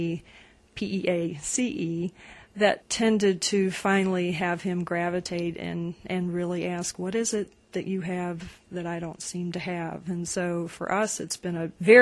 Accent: West Virginia, United States; I grew up in West Virginia

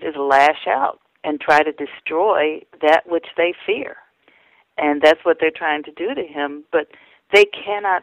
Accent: Indianapolis, Indiana, United States; my narrow community that I grew up in Indianapolis

